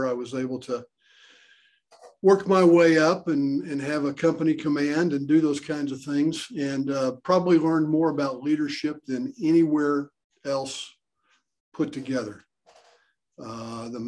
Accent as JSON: {"language": "English", "town": "Oklahoma City", "region": "Oklahoma", "country": "United States", "tie": "born or raised there", "lives_now": "Tulsa, United States", "said": "I'm an Okie. I was born and raised in Oklahoma City, so I'm an Okie."}